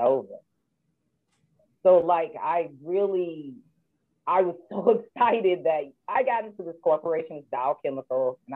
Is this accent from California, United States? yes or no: no; Michigan, United States; I'm from Michigan and mother to three